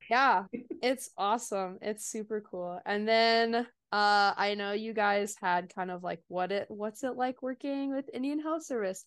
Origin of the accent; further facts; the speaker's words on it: Kansas City, United States; moved away as an adult; also born or lived in Des Moines, Iowa; now in Oklahoma, United States; I'm originally from Kansas City, but ended up going up north